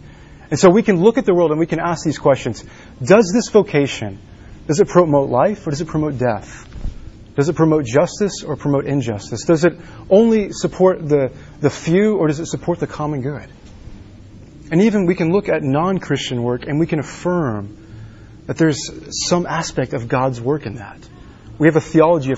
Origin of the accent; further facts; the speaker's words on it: Dallas, Texas, United States; now in Washington, United States; I grew up in Texas, Dallas, Texas, outside of Dallas.